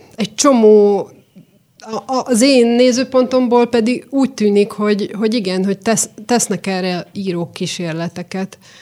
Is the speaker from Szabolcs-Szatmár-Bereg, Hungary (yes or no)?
no; Szentes, Csongrád-Csanád, Hungary; moved away as an adult; also born or lived in Eperjes; now in Budapest, Hungary; Én szentesen születtem